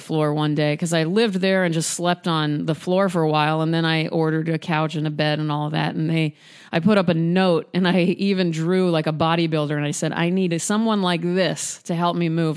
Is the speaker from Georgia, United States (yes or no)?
no; Nebraska, United States; moved away as an adult; also born or lived in Chicago; I'm from Nebraska and I didn't grow up around many artists